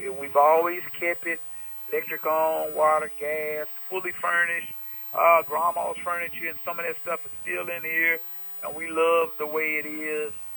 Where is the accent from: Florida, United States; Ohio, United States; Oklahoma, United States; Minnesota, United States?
Oklahoma, United States; Tulsa; moved away as an adult; also born or lived in Los Angeles, California; we grew up here in Tulsa